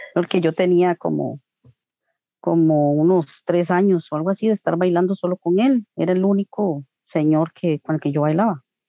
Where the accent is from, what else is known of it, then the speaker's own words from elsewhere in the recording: Coronado, San José, Costa Rica; also born or lived in Tibás; yo soy de Coronado, pero, o sea, yo no nací están viviendo en Coronado, vivíamos en Tivas Y a los tres ah, meses, de, desde los tres meses de nacida vivo aquí en Coronado